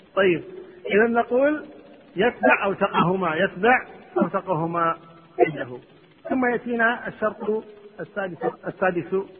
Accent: Kuwait; عندنا في الكويت

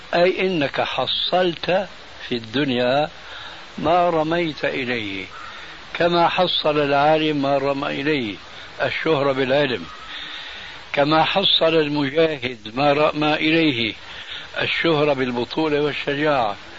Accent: Syria; عندنا في سوريا

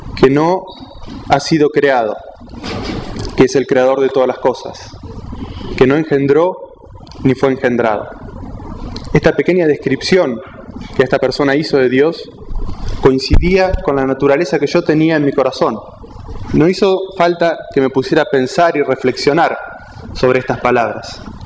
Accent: Argentina; soy argentino, nací en Argentina

